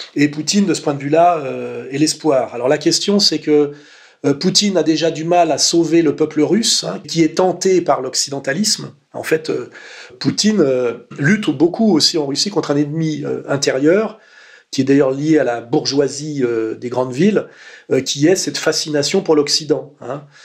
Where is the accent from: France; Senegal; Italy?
France; Paris suburbs, Île-de-France; also born or lived in Savoie; Arrivé très tôt en banlieue parisienne. Donc moi, mon univers d'enfance, puisque j'y ai passé mes dix premières années